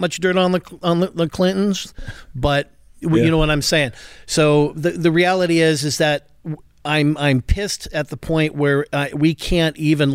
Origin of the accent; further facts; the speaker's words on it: Portland, Oregon, United States; also born or lived in Lubbock, Texas; I grew up in the Portland metro area